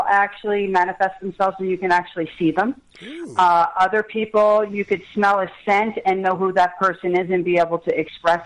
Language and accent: English; Colts Neck, New Jersey, United States; I grew up in Colts Neck